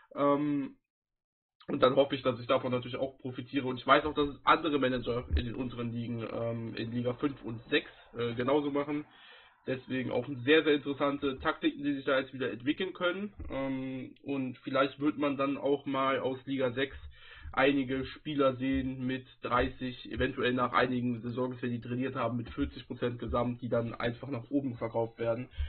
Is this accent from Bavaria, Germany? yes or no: no; North Rhine-Westphalia, Germany; wo ich dann halt auch aus der Heimat herkomme, sozusagen. Ich komme aus Nordrhein-Westfalen, ich komme vom Niederrhein